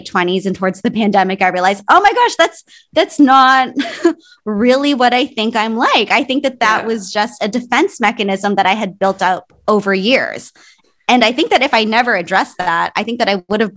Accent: Canada; also born or lived in Philippines / Toronto; I was born in the Philippines. I moved to Canada when I was a baby. So I think I was less than 1 year old, and most of my life was here in Canada

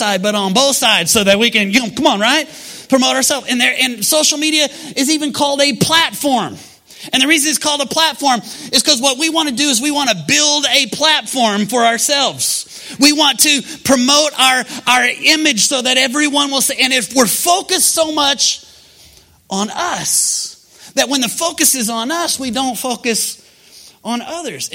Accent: Oklahoma, United States; we're from Oklahoma

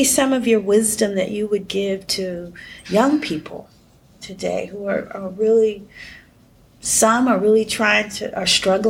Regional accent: Ohio, United States; I'm from the Midwest, from Ohio.

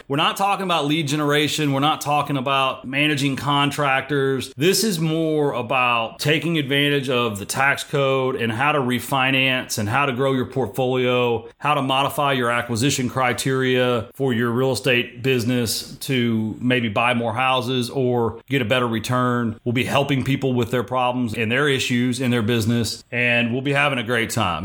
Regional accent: Texas, United States; I'm from Texas.

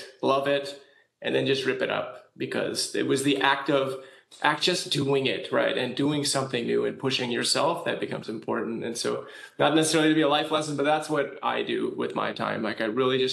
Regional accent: California, United States; I'm from California. Here we kind of just move on from earthquakes

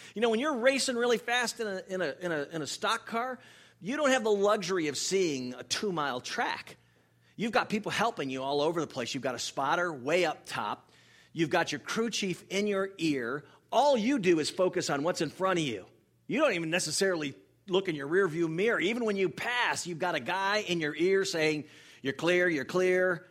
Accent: Northeast, United States; moved away; also born or lived in North Florida; I grew up in the Northeast

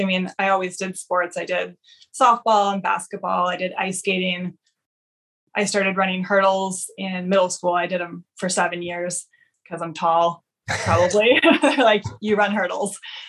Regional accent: Eugene, Oregon, United States; also born or lived in Connecticut; I was actually born on the East Coast. I was born in Connecticut. New England. Yeah. but I lived most of my life in Oregon.

